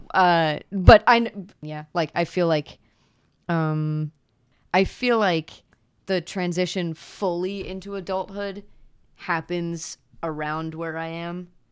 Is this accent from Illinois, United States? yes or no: no; Pennsylvania, United States; moved away as an adult; also born or lived in Virginia; now in Midwest, United States; I'm from Pennsylvania. moved to Virginia for the last two years and then somehow ended up in the Midwest